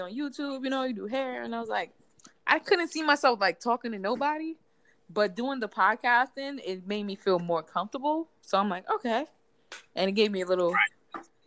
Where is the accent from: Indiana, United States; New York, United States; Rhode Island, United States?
New York, United States; New York City; also born or lived in Bronx; I'm from Brooklyn, but I live in the Bronx